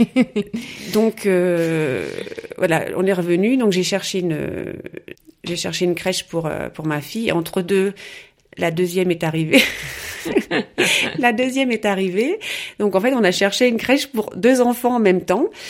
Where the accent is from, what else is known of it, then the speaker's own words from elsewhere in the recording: Rouen, Normandy, France; moved away as an adult; also born or lived in Passau, Germany / Chiari, Italy; now in Munich, Germany; je suis née à Rouen. voilà, donc j'ai fait mes études, j'ai fait mes études à Rouen